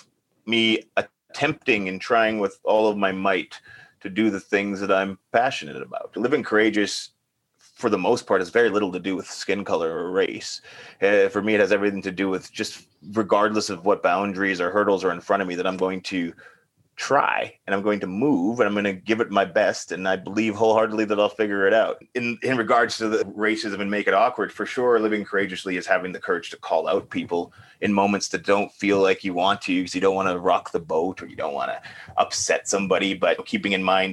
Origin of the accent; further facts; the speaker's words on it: St. Albert, Alberta, Canada; I grew up in St. Albert